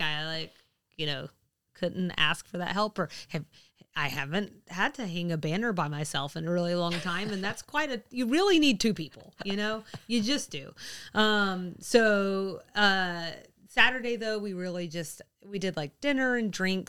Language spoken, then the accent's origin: English; the South, United States; we're from the South.